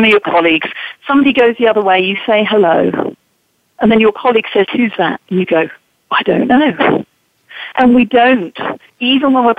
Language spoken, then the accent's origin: English; England, United Kingdom; now in United States; as an English woman now living and working in America